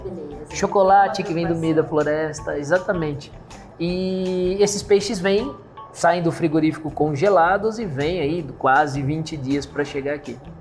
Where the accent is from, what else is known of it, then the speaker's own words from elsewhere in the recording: São Carlos, São Paulo, Brazil; also born or lived in Manaus; nós somos de São Carlos, né? Somos nascidos e criados na, na terra, aqui na terra